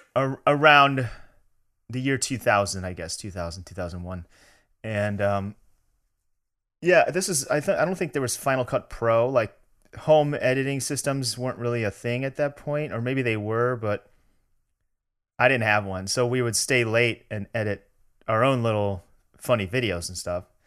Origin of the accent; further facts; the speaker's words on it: Chicago, Illinois, United States; moved away as an adult; now in Los Angeles, United States; I was from Chicago